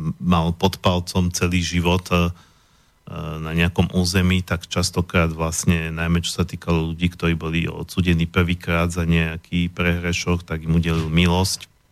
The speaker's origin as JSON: {"language": "Slovak", "country": "Slovakia", "said": "som hrdý Slovák"}